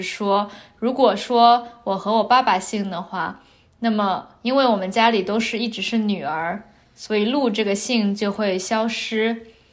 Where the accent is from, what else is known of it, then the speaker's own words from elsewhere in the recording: China; 我是从中国的农村长大的